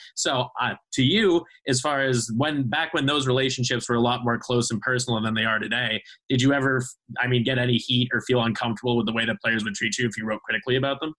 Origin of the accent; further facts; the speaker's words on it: Boston, Massachusetts, United States; I grew up in Boston